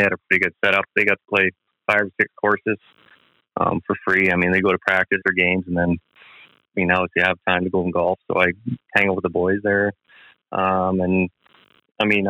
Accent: Dauphin, Manitoba, Canada; I grew up in Dauphin, so I played the Dauphin Golf Club

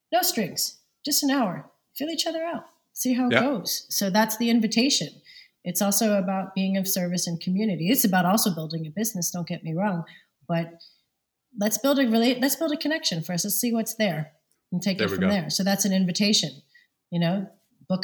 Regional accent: New York City, New York, United States; also born or lived in Montreal, Canada / London; now in Copenhagen, Denmark; originally from Lower East Side, Manhattan and Brooklyn

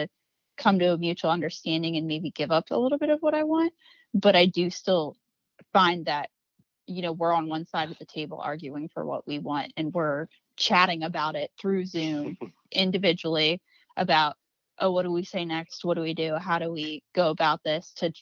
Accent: South Central Pennsylvania, United States; I'm from South Central PA

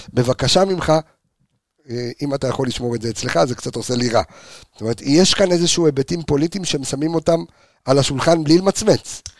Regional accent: Jerusalem, Jerusalem District, Israel; moved away; also born or lived in Haifa; גדלתי בירושלים

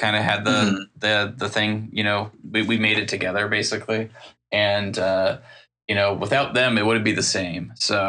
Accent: Seattle, Washington, United States; I'm from Seattle. I'm probably going to be moving in a couple of months to Los Angeles, though

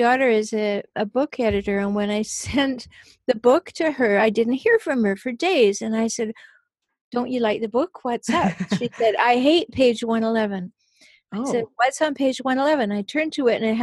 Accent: Nanaimo, British Columbia, Canada; now in San Diego, United States; I'm from a tiny town. I'm from Nanaimo, and it was tiny when I was born.

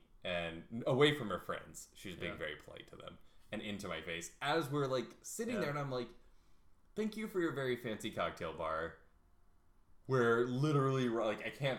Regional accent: the South, United States; also born or lived in New York; so I grew up in the South, so it was a little slower than other parts of the US.

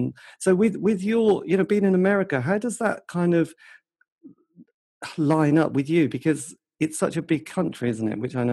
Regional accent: England, United Kingdom; So with being the English kid who suddenly, because in this country, you know, it's tiny

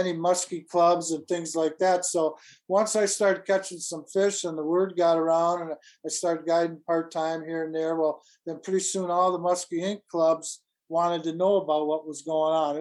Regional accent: Stoughton, Wisconsin, United States; I spent most of my life growing up in Stoughton, just near here, Madison

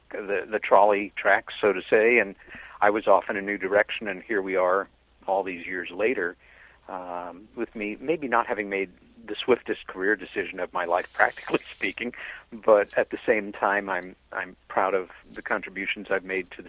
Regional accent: Long Island, New York, United States; also born or lived in Queens, New York; my sister Helen and I had together growing up on Long Island, New York.

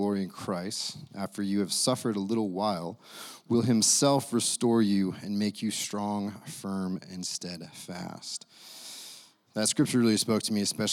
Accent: Idaho, United States; moved away; I come from Idaho

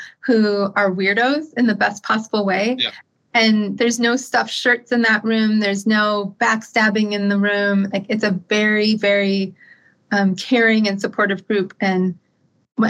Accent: Minneapolis, Minnesota, United States; I grew up partly in Minneapolis, and then from the time that school let out in the summer until the day before we came back, we lived in northern Minnesota

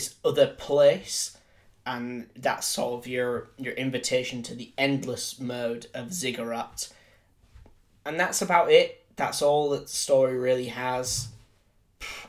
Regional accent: Yorkshire and the Humber, United Kingdom; I'm from Yorkshire

